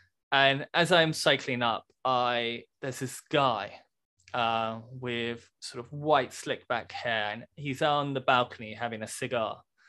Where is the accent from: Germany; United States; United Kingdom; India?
United Kingdom; And anyway, in my slightly British way, I was like, no, I'm actually from Britain.